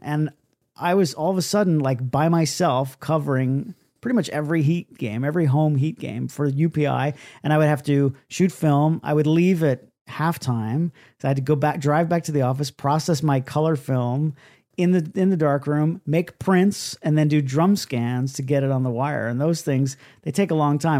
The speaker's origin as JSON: {"language": "English", "town": "Miami", "region": "Florida", "country": "United States", "tie": "born or raised there", "moved": "as an adult", "lives_now": "New York, United States", "said": "I transferred back to my hometown uh, in Miami, Miami, Florida, which where I was born and raised."}